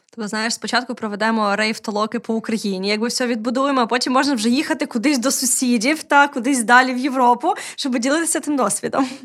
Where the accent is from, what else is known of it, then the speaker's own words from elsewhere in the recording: Odesa, Odesa Oblast, Ukraine; я, як одеситка, яка виросла і прожила більше життя в російськомовному середовищі